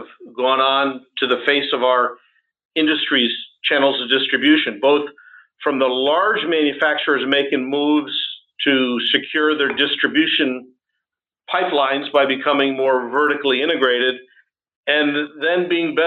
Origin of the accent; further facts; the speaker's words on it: United States; being in this role as an American